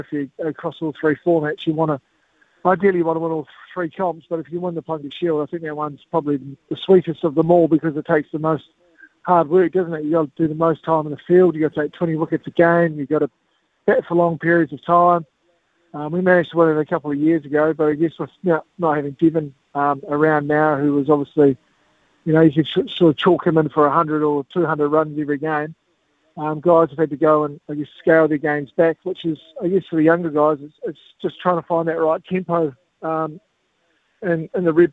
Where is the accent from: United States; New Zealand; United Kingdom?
New Zealand; South Island; growing up in the South Island